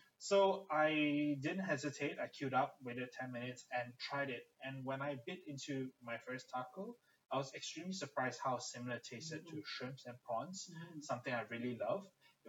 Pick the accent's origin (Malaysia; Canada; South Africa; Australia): Malaysia; also born or lived in United Kingdom; growing up in Malaysia and the UK, consuming insect protein or insects on a whole is not something common of that I'm familiar with.